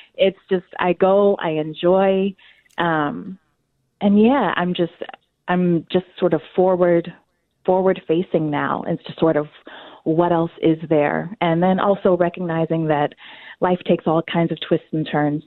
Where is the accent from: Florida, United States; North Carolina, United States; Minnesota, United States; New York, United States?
North Carolina, United States; also born or lived in Washington, D.C. / Chicago; now in Twin Cities, United States; I was born in North Carolina uh, many, many years ago